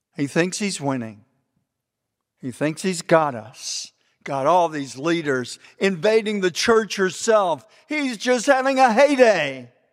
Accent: Texas, United States; we're both from Texas

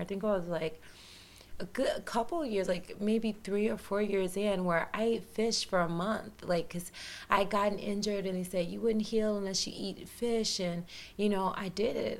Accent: Humboldt, Tennessee, United States; moved away; I'm from Humboldt, Tennessee. I'm a Southern girl. I grew up in the country.

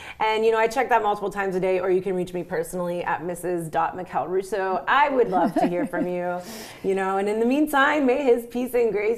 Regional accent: Miami, Florida, United States; growing up in Miami

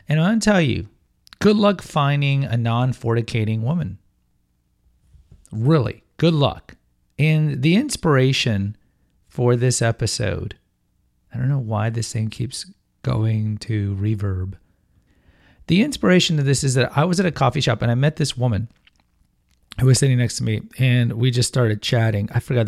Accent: London, United Kingdom; Hello, I'm Cockney.

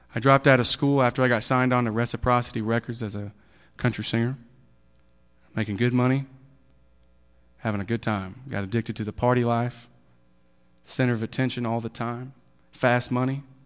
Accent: Kansas City, Missouri, United States; also born or lived in Maud, Texas; I was born in Maud, Texas. It's in Bowie County

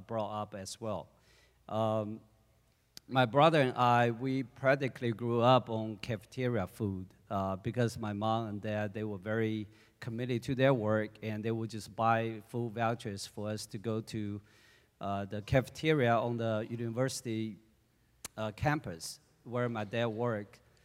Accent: China; moved away; I was born in China in nineteen seventy-four

